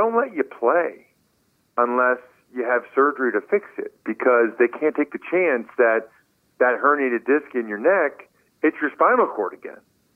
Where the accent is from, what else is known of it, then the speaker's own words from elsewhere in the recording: eastern Pennsylvania, United States; our hometown in eastern Pennsylvania